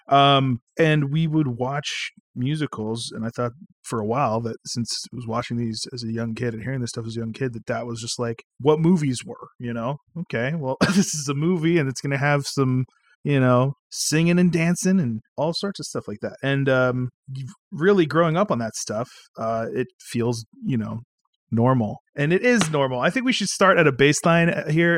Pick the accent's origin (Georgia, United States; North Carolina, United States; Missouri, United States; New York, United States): North Carolina, United States; we grew up in North Carolina